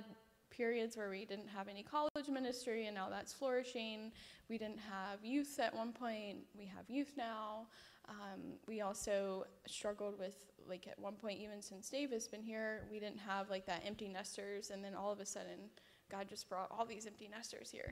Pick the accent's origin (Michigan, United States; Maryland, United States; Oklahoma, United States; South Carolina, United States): South Carolina, United States; Rock Hill; also born or lived in Fayetteville; I'm from Rock Hill, and I went to Winthrop, and we met in high school